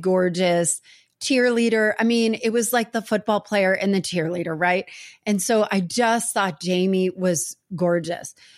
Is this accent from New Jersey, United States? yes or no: yes; New Jersey, United States; I grew up in New Jersey